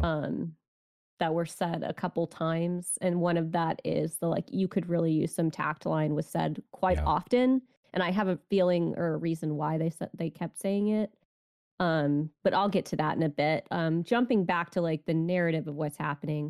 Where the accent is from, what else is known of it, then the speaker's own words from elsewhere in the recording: United States; I'm an American